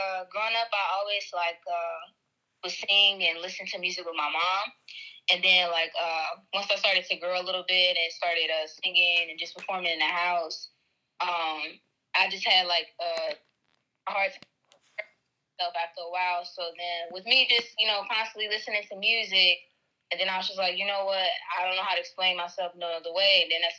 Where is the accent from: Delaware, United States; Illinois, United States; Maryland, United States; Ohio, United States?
Illinois, United States; Chicago; I was raised in the suburbs of Chicago.